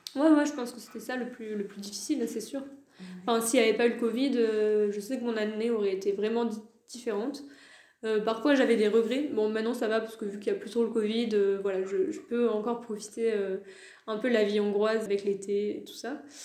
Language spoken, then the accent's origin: French; France; first language French; moved away as an adult; also born or lived in Hungary; de chez moi en France